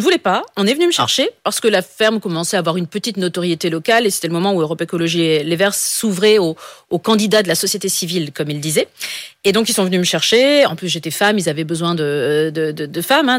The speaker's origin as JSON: {"language": "French", "area": "Pas-de-Calais", "region": "Hauts-de-France", "country": "France", "said": "je suis du Pas-de-Calais, donc dans, le Nord, on a quand même cette valeur euh, fortement chevillée au corps"}